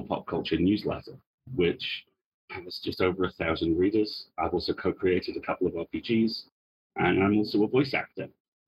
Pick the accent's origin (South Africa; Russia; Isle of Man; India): Isle of Man; I was born on the Isle of Man, which is a very small rock halfway between England and Ireland.